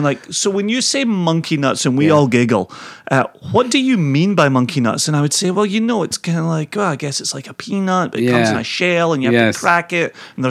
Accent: Ayrshire, Scotland, United Kingdom; born in Ayrshire, grew up looking across the Firth of Clyde at the Isle of Arran.

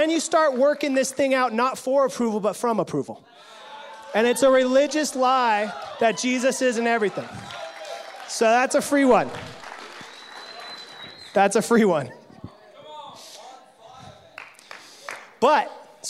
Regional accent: California, United States; I come from California, the gold rush state

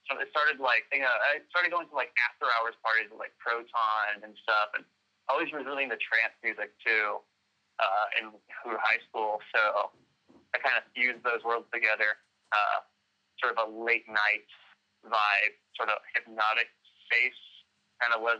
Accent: Dallas, Texas, United States; also born or lived in Arlington, Texas; I've been grew up in uh, Dallas, for Arlington really, but you know, did the actual growing in Dallas

